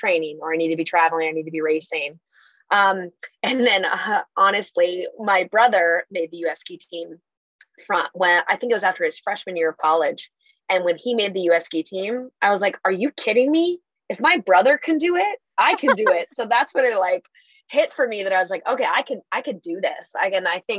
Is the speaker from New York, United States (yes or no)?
no; Washington, United States; I grew up in Washington.